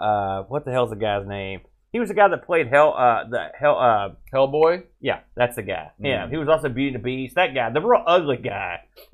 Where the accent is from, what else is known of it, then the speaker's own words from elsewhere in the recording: New Jersey, United States; I mean, I'm from New Jersey, so we were up and down a lot.